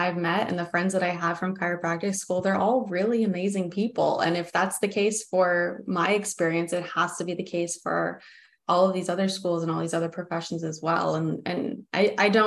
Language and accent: English; United States; I'm American